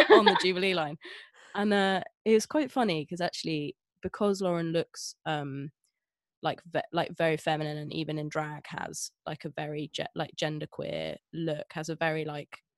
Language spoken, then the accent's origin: English; Scotland, United Kingdom; accent: Scottish; I grew up in Scotland, my entire family is Scottish. I had the Scottish accent, then I lost it.